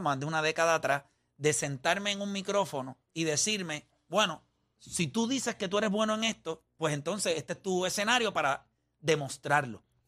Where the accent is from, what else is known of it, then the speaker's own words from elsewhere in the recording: Puerto Rico; somos los peloteros puertorriqueños